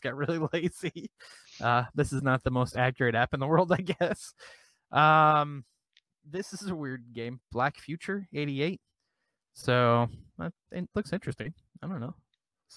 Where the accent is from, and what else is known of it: Iowa, United States